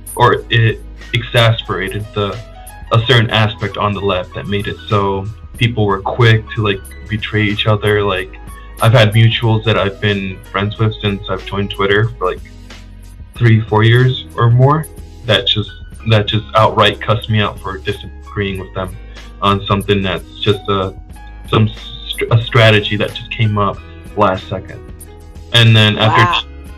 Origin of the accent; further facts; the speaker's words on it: Connecticut, United States; also born or lived in Dominican Republic; I was born outside of the U.S. in the Dominican Republic, and I moved to the U.S. when I was young, and I grew up in Connecticut